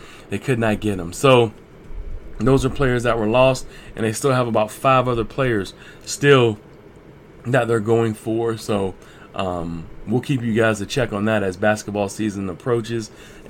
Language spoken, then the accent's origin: English; Virginia Beach, Virginia, United States; I'm from Virginia Beach